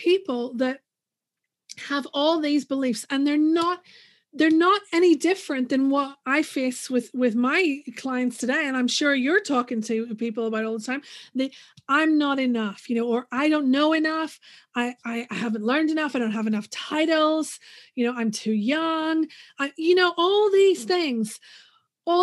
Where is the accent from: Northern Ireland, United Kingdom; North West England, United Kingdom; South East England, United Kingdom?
Northern Ireland, United Kingdom; moved away as an adult; also born or lived in United States; let's get the accent out of the way first. I'm from Northern Ireland, but I did live in the States for a few years where I did grad school.